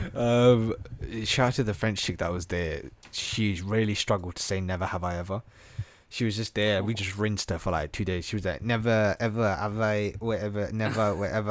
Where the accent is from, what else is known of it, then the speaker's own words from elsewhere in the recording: Slough, South East England, United Kingdom; I was out from Slough.